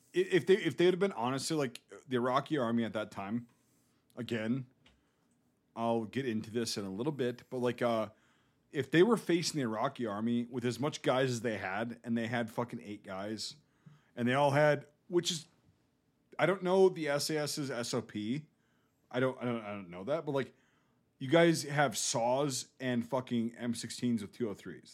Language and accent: English; Northern Midwest, United States; accent: Northern Midwest American; my accent, like a Midwest, North, like Northern Midwest American